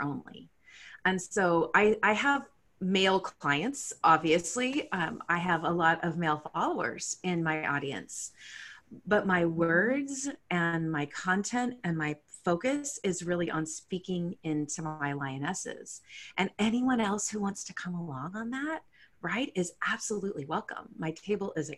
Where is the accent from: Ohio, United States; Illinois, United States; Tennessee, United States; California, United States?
California, United States; San Jose; moved away as an adult; also born or lived in Edina, Minnesota; now in Seattle, United States; when I was a wee, my parents moved us out to San Jose, California, which is where I was raised